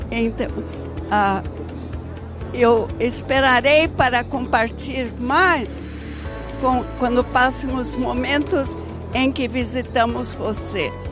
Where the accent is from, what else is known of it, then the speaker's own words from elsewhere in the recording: Brazil; born there; eu falo português porque eu nasci no Brasil, eu tenho duas nacionalidades.